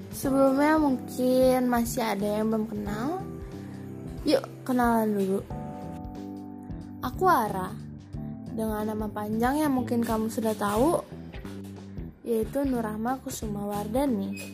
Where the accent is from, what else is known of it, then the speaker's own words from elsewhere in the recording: Bukittinggi, West Sumatra, Indonesia; Aku adalah orang Padang dengan campuran Jawa dari ibuku. Ayahku adalah Minang Minang ya Minang kampung lah kita berasal dari Bukit Tinggi